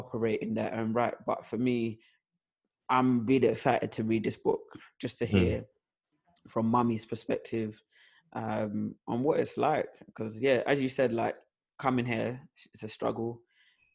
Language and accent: English; London, United Kingdom; born and raised in South London, me, my older brother, and my mum.